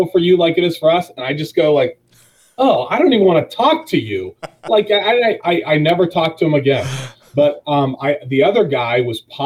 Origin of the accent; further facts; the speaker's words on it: Dennison, Ohio, United States; So, I was born and raised in Denison, Ohio, a 922er.